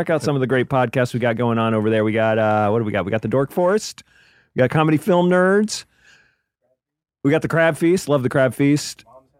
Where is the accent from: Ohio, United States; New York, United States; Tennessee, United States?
Tennessee, United States; Memphis; born or raised there; moved away; also born or lived in New Jersey